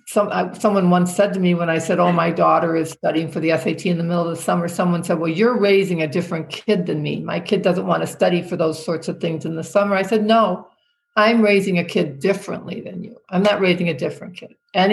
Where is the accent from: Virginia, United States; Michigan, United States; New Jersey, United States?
Michigan, United States; It's like, why would I know him? I'm from Michigan.